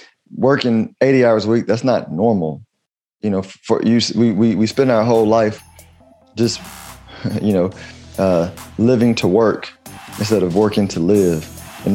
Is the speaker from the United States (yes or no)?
yes; United States; as an American